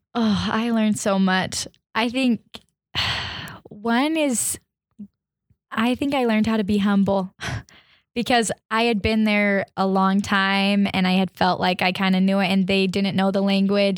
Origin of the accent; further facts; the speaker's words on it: Arizona, United States; I'm from Arizona